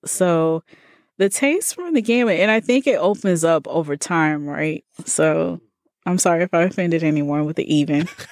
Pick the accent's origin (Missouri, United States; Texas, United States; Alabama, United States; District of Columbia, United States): Alabama, United States; Birmingham; moved away as an adult; also born or lived in Tallahassee, Florida / Iowa; now in Bay Area, United States; born and raised in Birmingham